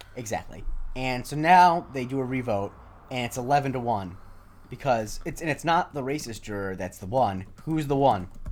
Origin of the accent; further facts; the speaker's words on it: Charlotte County, Florida, United States; in my hometown especially, every nine out of ten people be wearing, uh, orthotic shoes